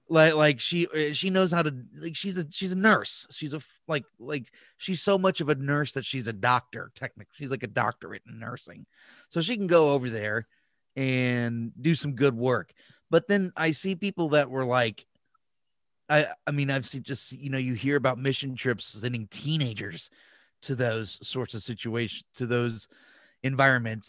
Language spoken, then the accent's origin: English; United States; as an American